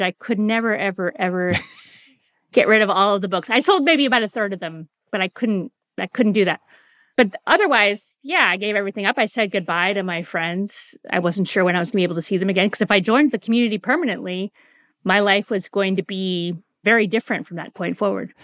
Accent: San Francisco, California, United States; I grew up in San Francisco in the nineteen seventies

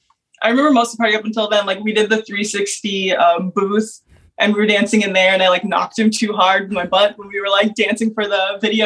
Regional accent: Minnesota, United States; now in Chicago, United States; I'm from Minnesota

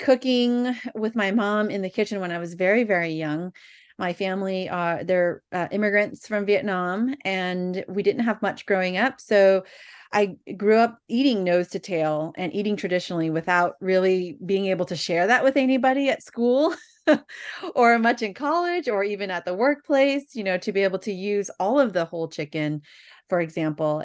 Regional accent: Bay Area, California, United States; born and raised in the Bay Area

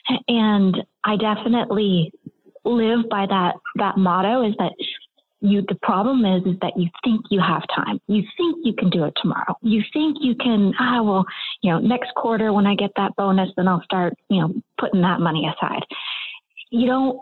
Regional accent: Maine, United States; I grew up in Maine

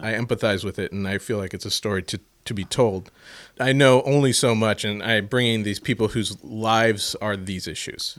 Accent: St. Louis, Missouri, United States; I'm from fucking Saint Louis, Missouri

